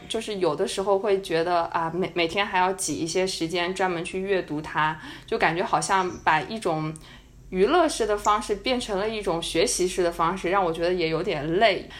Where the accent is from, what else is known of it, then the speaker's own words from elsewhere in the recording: China; 我是一个中国人